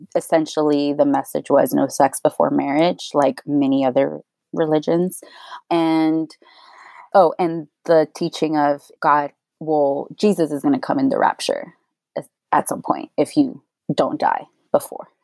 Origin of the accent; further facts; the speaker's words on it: Houston, Texas, United States; also born or lived in Austin, Texas; I am from Houston, born and raised, and I went to UT Austin